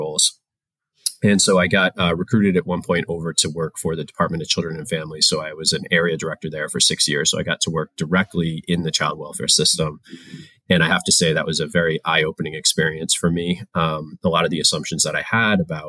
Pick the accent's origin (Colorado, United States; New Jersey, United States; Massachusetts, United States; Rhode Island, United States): Rhode Island, United States; I grew up in Rhode Island